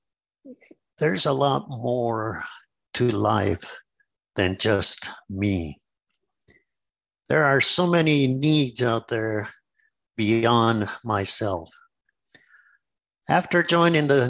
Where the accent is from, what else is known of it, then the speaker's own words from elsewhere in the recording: New Mexico, United States; I come from New Mexico, where we don't have very much water